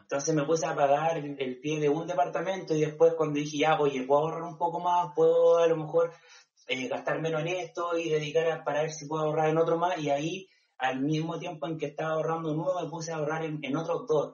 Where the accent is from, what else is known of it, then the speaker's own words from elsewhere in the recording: Chile; yo soy del Tao, de la playa, entonces eh, vivía en una comunidad donde llegaba gente solamente en el verano